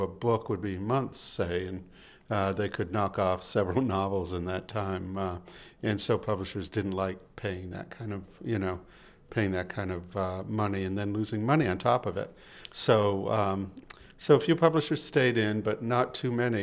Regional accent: Boston, Massachusetts, United States; I'm from Boston

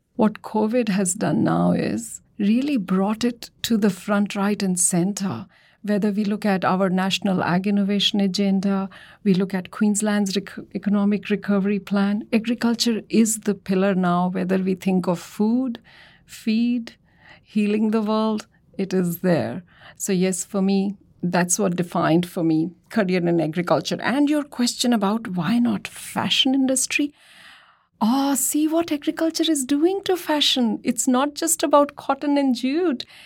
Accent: Delhi, India; moved away; I'm from Delhi and grew up seeing the transformation of Delhi as it progressed

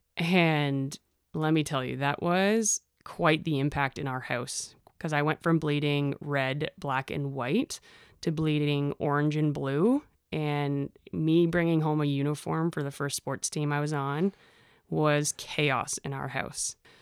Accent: Innisfil, Ontario, Canada; I grew up in Innisfil. I always said Barrie, but it is Innisfil

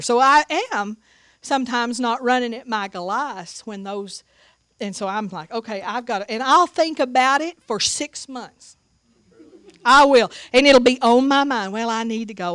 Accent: Seagraves, Texas, United States; moved away; also born or lived in Tuscaloosa, Alabama; I grew up in Sea Graves, Texas

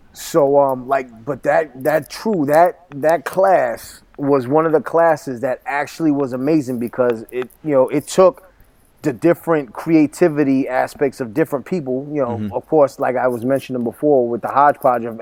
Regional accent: Brentwood, New York, United States; first language Spanish; growing up in Brentwood was such an amazing experience

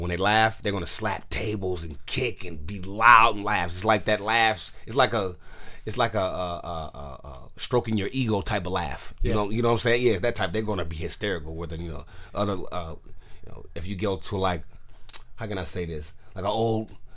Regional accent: San Francisco, California, United States; I'm born and raised in San Francisco

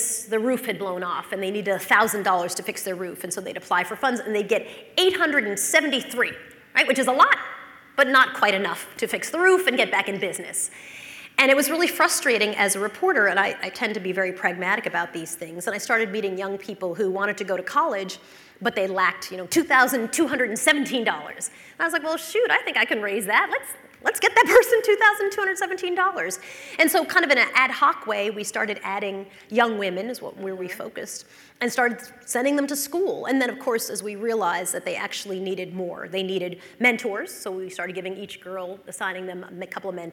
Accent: North Shore of Long Island, New York, United States; I grew up in the North Shore of Long Island

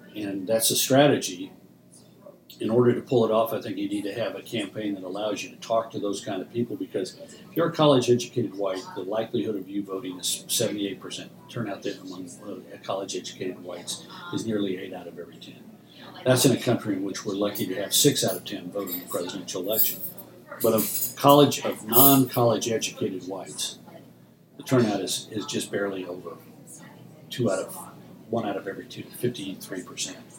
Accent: Texas, United States; I come from Texas, which is a deep red state

